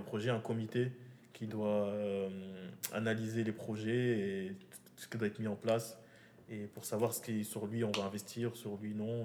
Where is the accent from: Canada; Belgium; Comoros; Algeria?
Comoros; Moroni, Grande Comore; moved away as an adult; now in France; j'ai grandi au Comores. je, je, suis venu ici quand j'ai eu le bac, j'ai grandi au Comores